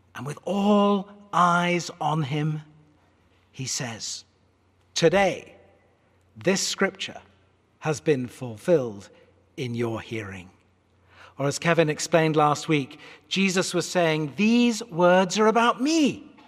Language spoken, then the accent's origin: English; United Kingdom; accent: British; moved away; my British accent